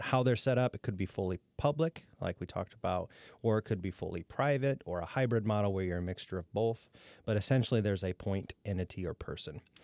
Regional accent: Defiance County, Ohio, United States; I grew up in Defiance County, and my first economic development job was in Defiance County, Ohio

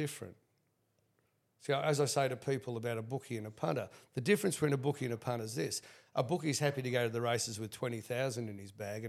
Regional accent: Sydney, New South Wales, Australia; I grew up in Coogee at the time in the 70s

